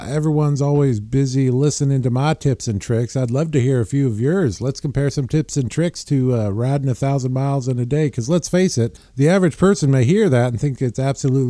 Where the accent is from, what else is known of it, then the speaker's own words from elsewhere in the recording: Riverside, California, United States; I was born and raised here